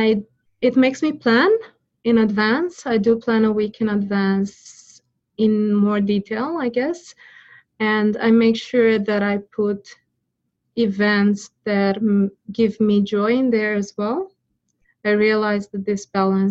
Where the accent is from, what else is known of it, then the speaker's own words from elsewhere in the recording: Romania; now in Australia; I don't have my parents here in Australia. I'm originally from Romania.